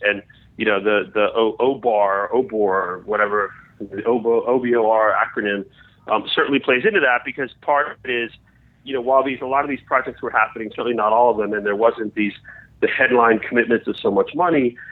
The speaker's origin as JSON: {"language": "English", "country": "United States", "said": "I'm an American"}